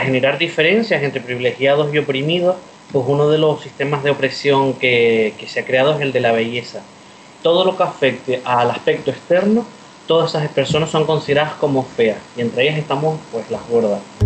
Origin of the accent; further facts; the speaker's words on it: Tenerife, Canary Islands, Spain; soy de Tenerife, de las Islas Canarias, aquí en España.